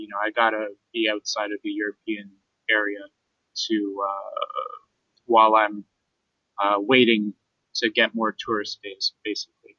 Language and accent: English; Canada; moved away; as a Canadian